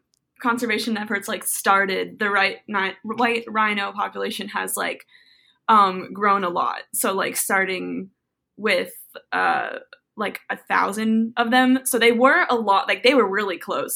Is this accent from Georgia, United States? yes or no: no; South Florida, United States; I was raised in South Florida